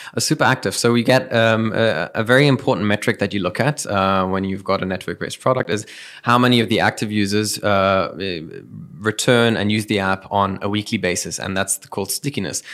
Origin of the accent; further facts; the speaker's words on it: Dubai, United Arab Emirates; moved away; also born or lived in Germany / South Africa; I was born and raised here in Dubai